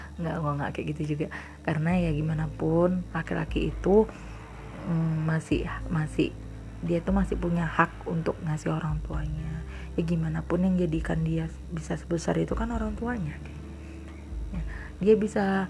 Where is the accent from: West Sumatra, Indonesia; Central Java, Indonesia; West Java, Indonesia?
West Sumatra, Indonesia; Padang; kita orang Padang